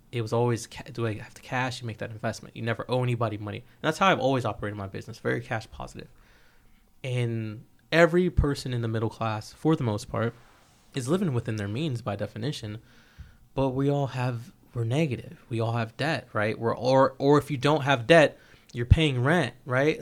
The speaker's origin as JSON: {"language": "English", "country": "United States", "said": "as an American"}